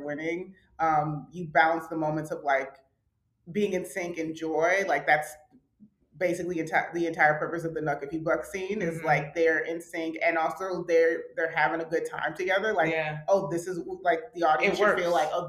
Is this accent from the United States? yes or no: yes; Atlanta, Georgia, United States; we're from Atlanta